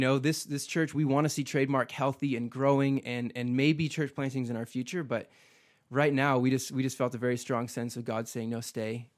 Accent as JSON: {"language": "English", "region": "Midwest", "country": "United States", "tie": "born or raised there", "moved": "as an adult", "lives_now": "Boise, United States", "said": "I grew up in the Midwest, man. I have roots there. I'm a Midwesterner"}